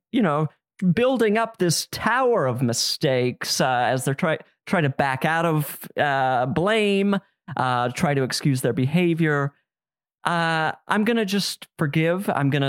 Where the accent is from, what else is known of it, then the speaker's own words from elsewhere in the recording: Midwest, United States; one other thing I know about growing up in the Midwest and that culture is making up bullshit excuses